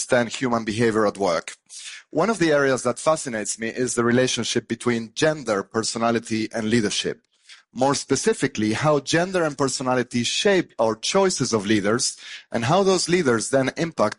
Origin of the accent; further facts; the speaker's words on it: Argentina; moved away; I grew up in Argentina